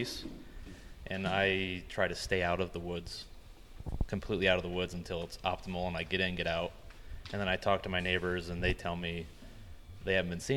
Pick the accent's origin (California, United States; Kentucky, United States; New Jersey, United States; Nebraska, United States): Nebraska, United States; moved away as an adult; now in Michigan, United States; I'm originally from Nebraska, and I moved to Michigan a few years ago